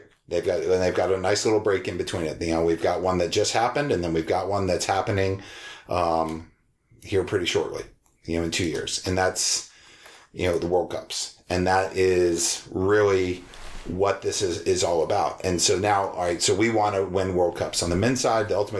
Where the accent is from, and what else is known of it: United States